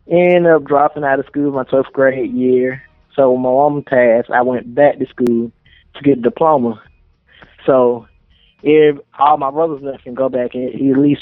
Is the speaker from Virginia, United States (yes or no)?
no; Atlanta, Georgia, United States; born or raised there